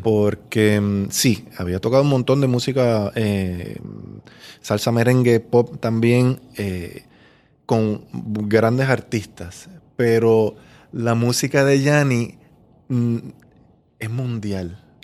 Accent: Río Grande, Puerto Rico; also born or lived in Miami, Florida; nací en Atorrey, pero me creí en el pueblo de Río Grande. O sea que yo digo que soy de Río Grande

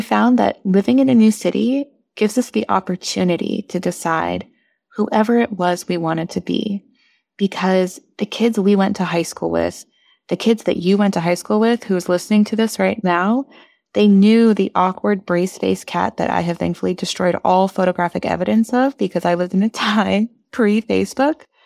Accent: Bay Area, California, United States; moved away as an adult; also born or lived in Portland / Miami; now in Washington, D.C., United States; I was from the Bay Area in California

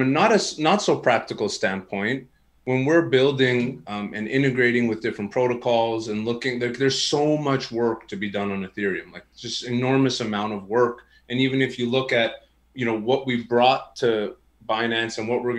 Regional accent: Canada; And you probably could tell I'm Canadian with the way that I said

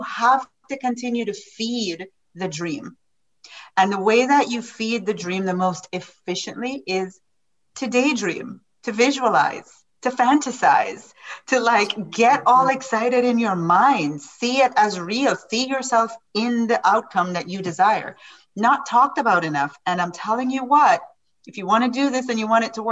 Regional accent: Jamaica; I am from Jamaica.

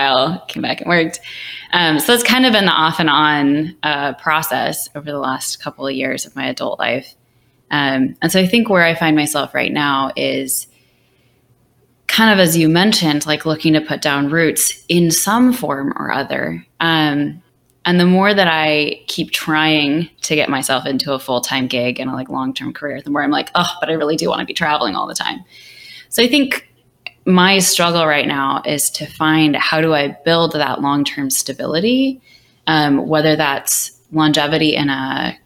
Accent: Bellevue, Washington, United States; also born or lived in Seattle, Washington; My dad ended up moving out that way to work for Microsoft. And so I grew up in the Bellevue area

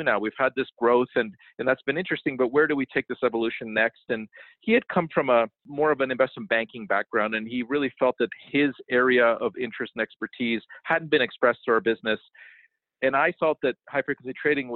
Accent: Toronto, Ontario, Canada; I was born in Toronto

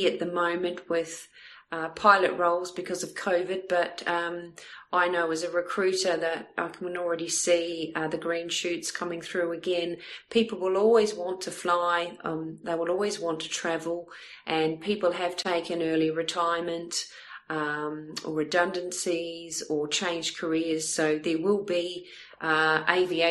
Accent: New Zealand; also born or lived in Melbourne, Australia; now in Southampton, United Kingdom; I'm originally from New Zealand

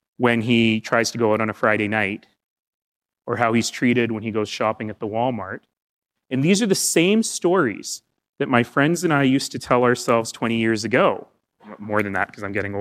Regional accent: Alberta, Canada; I come from Alberta

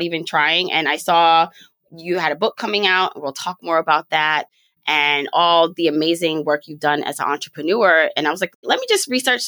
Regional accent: Jamaica; I'm Jamaican.

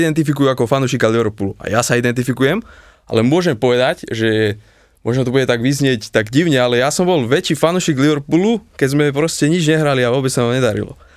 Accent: Partizánske, Trenčín Region, Slovakia; Som z Partizánskeho, došiel som sem z ďalekého Partizánskeho

